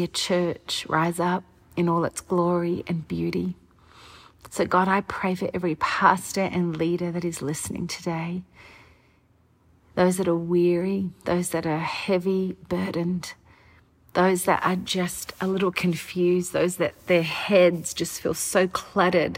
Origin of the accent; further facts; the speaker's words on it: Australia; now in United States; I'm Australian, and so we don't have this political climate in Australia